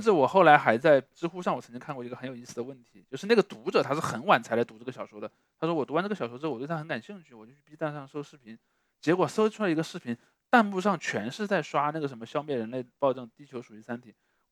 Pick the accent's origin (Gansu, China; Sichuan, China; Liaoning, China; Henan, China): Sichuan, China; 我是个四川人，第二呢，我是个理科班的学生